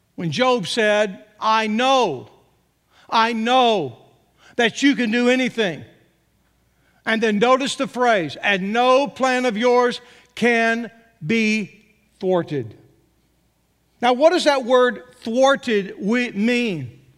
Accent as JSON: {"language": "English", "region": "Texas", "country": "United States", "tie": "born or raised there", "also_born_or_lived": "Arkansas", "moved": "as an adult", "said": "born and raised in Texas"}